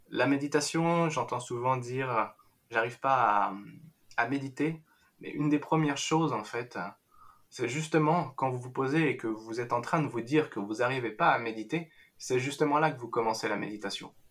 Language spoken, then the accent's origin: French; France; je suis né en France, j'ai toujours vécu en France.